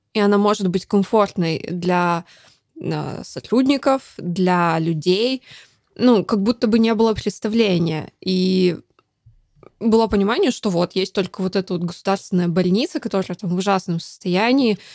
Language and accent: Russian; Dalnegorsk, Primorsky Krai, Russia; moved away; я родилась в Дальнегорске. Это в Приморском крае, супер небольшой mm-hmm. город